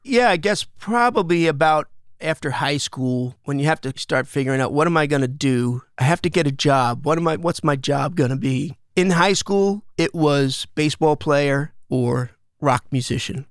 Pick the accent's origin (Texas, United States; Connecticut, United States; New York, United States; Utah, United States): New York, United States; Smithtown; also born or lived in Bay Ridge, Brooklyn, New York; We moved out to a spot called Smithtown, which is right in the middle of Long Island.